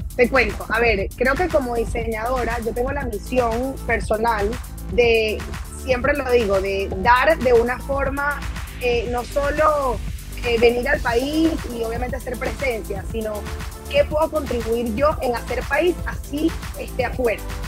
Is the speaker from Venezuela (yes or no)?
yes; Venezuela; en mi país aquí en Venezuela